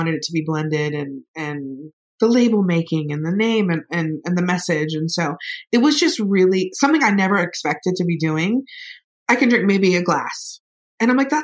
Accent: Florida, United States; I am an hour away from Georgia. We used to drive up to Valdosta to get Crystal Burgers. I am from the South.

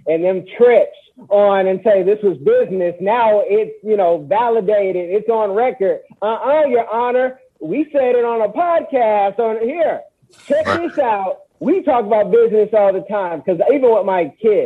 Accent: Oakland, California, United States; I'm from Oakland

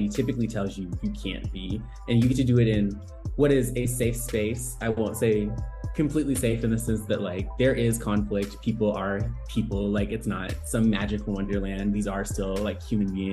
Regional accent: Northwest Arkansas, United States; moved away; also born or lived in Atlanta, Georgia; I grew up in Northwest Arkansas

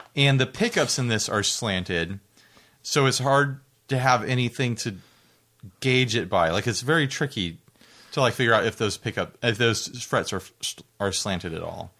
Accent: United States; I'm an American

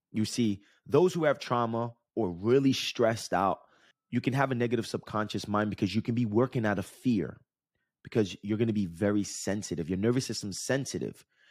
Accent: New Jersey, United States; I grew up in Jersey and Jersey Shore, not in Jersey Shore, but the, the beach that we went to was in Jersey Shore

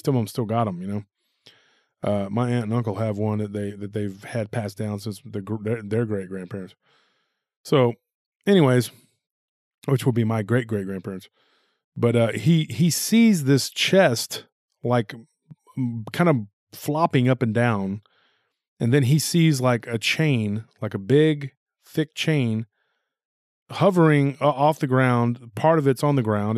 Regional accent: Texas, United States; That's not how everybody talks just here in Texas.

